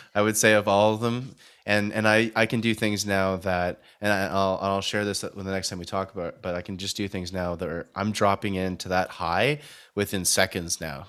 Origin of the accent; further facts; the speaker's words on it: Canada; now in Vancouver, Canada; from Canada